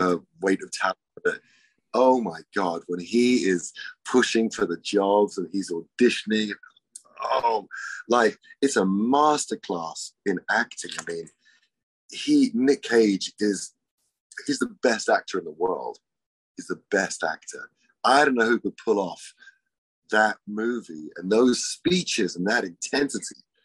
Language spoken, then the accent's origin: English; England, United Kingdom; I'm English